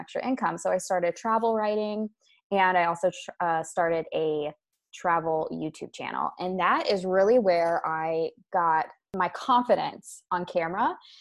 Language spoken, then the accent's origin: English; Maryland, United States; moved away as an adult; also born or lived in Europe; I am originally from Maryland in the United States, and I moved abroad to Europe with my husband about six and a half years ago